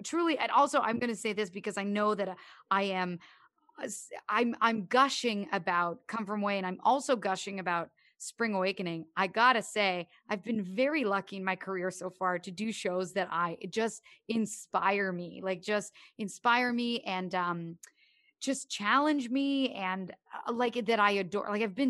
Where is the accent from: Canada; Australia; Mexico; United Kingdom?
Canada; I mean, growing up in Canada, obviously it's helpful that I've known a bunch of Newfoundlanders.